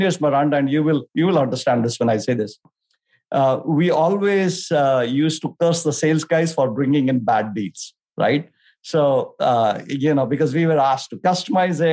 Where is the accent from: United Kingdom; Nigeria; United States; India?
India; moved away; also born or lived in Delhi, India / Bangalore, India; I grew up in India, started with Delhi and then moved to Bangalore